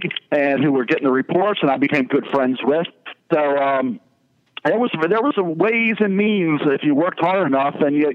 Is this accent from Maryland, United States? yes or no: yes; Baltimore, Maryland, United States; Baltimore, my hometown